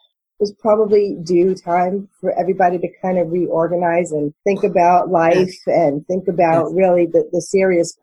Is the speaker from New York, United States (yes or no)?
yes; New York City, New York, United States; moved away as an adult; also born or lived in Manhattan; now in Florida, United States; I come from New York City. I grew up in Brooklyn